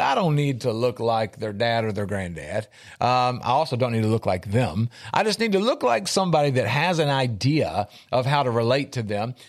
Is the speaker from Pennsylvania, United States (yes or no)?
no; Middle Tennessee, United States; I'm from Middle Tennessee